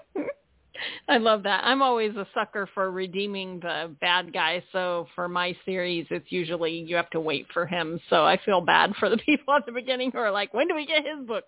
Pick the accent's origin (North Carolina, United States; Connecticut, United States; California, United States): California, United States; San Diego; now in Florida, United States; I'm from San Diego, but now currently trapped in Florida